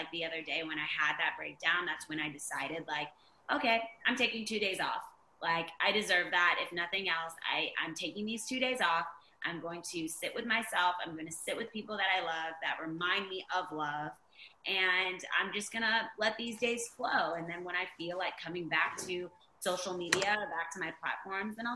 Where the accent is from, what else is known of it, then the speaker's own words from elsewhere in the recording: Virginia Beach, Virginia, United States; we grew up in Virginia Beach